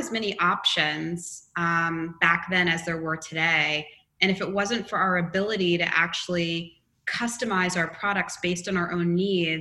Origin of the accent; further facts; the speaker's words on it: Long Island, New York, United States; I didn't grow up in West Virginia. I grew up in Long Island